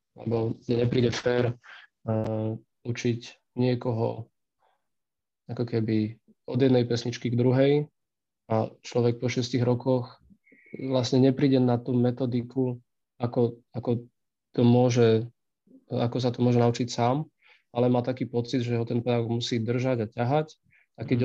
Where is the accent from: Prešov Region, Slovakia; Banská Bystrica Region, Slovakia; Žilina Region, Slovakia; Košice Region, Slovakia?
Košice Region, Slovakia; Michalovce; keďže som vyrastal v Michalovciach